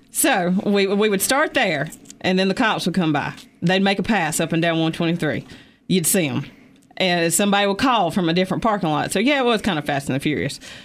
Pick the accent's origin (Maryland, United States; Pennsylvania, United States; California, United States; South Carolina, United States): South Carolina, United States; Easley; I was from Easley